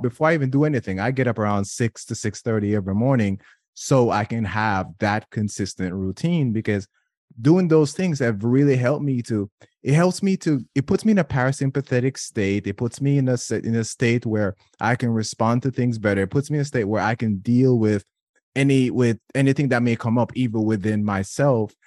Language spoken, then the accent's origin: English; Jamaica; being Jamaican, being in my culture